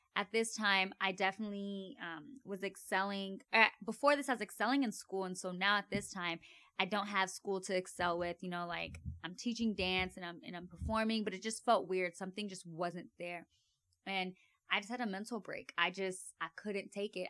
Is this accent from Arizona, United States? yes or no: yes; Avondale, Arizona, United States; I grew up in Avondale, Arizona.